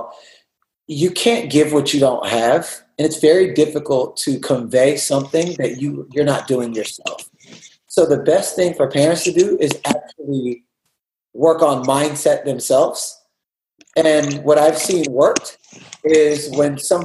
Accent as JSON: {"language": "English", "town": "Houston", "region": "Texas", "country": "United States", "moved": "yes", "lives_now": "California, United States", "said": "I'm from Houston, Texas."}